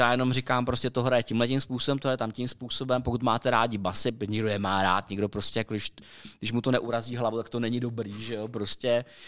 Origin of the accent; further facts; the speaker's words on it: Czechia; jsme Češi, že jo, prostě my jako Češi přežíváme ve střední Evropě